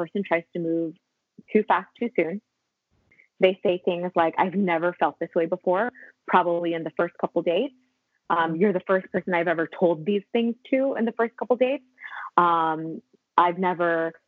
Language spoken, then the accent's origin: English; Los Angeles, California, United States; also born or lived in Philippines